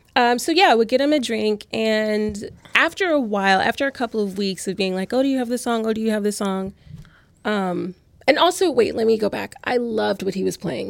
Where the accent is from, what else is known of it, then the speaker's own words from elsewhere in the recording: Louisiana, United States; now in New York, United States; I'm from Louisiana